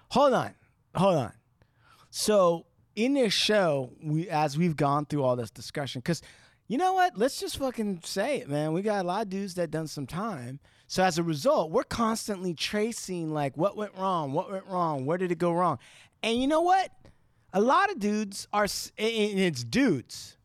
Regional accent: Santa Ana, California, United States; I was born in Santa Ana

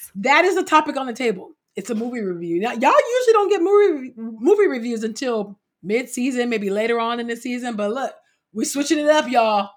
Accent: California, United States; also born or lived in Los Angeles; I'm from California, right, and fr, and I lived in L A for many, many years

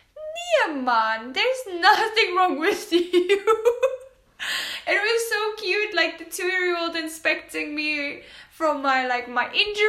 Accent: South Africa; English is a second language; now in Poland; I am a South African.

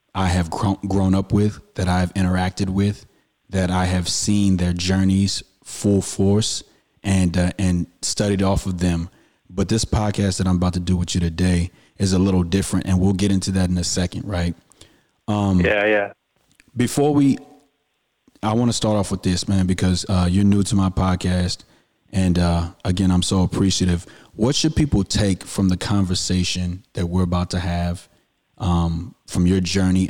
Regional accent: Houston, Texas, United States; I'm out here from Houston, the first time

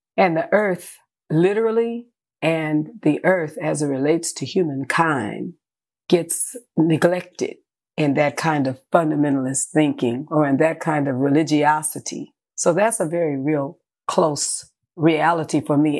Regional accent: San Francisco, California, United States; born in San Francisco, California.

